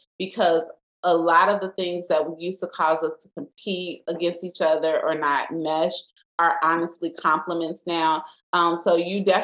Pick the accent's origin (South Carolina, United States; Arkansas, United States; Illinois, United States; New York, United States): Illinois, United States; Chicago; we're from the South Side